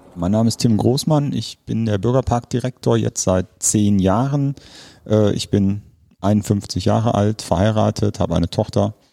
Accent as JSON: {"language": "German", "area": "Ruhr area", "region": "North Rhine-Westphalia", "country": "Germany", "moved": "as an adult", "lives_now": "Bremen, Germany", "said": "Wir stammen ursprünglich aus dem Ruhrgebiet"}